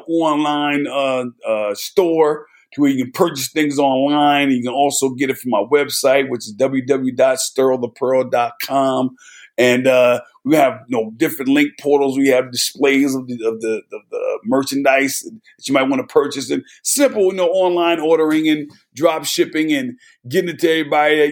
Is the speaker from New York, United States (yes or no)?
no; New Jersey, United States; moved away as an adult; also born or lived in Knoxville, Tennessee; I'm born and raised in New Jersey